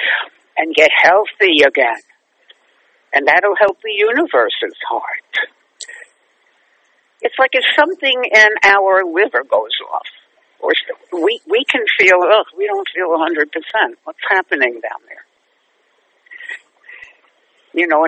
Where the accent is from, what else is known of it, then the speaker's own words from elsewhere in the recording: New York City, New York, United States; now in Manhattan, United States; I love growing up in Brooklyn